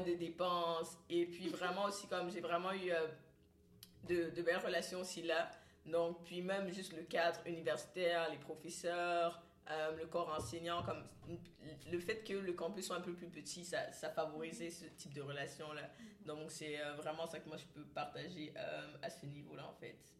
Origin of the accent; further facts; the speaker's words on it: Cameroon; moved away as an adult; now in Canada; je viens du Cameroun